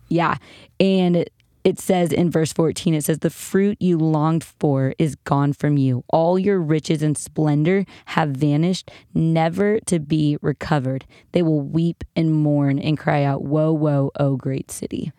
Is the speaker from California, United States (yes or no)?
yes; Santa Barbara, California, United States; moved away as an adult; now in Texas, United States; I'm originally from Santa Barbara, California